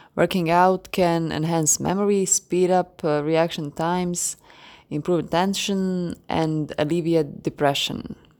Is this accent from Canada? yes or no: no; Croatia; English is a second language; I'm from Croatia.